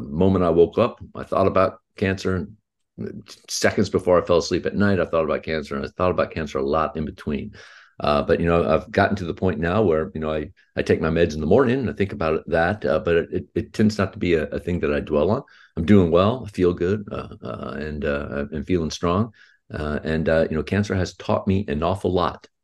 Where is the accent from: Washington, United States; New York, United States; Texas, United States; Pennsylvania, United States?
Texas, United States; Houston; I was born in Houston, Texas, and, and I'm, uh, fifty-nine years old.